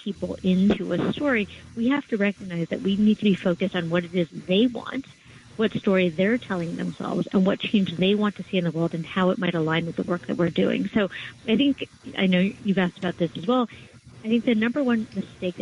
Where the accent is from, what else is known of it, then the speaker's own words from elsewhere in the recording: West Coast, United States; now in New York, United States; I'm originally from the West Coast